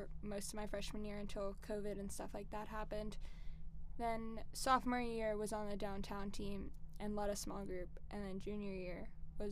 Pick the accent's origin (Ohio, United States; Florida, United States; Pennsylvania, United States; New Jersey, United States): Pennsylvania, United States; Philadelphia; moved away as an adult; now in Clemson, United States; I am from the Philadelphia area, so pretty far